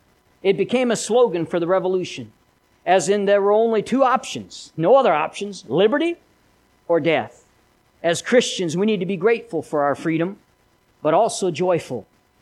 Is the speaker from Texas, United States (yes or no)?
no; Philadelphia, Missouri, United States; I am from Philadelphia, Missouri. Did you know that? Little town. I went to school at Philadelphia High School for a couple of years.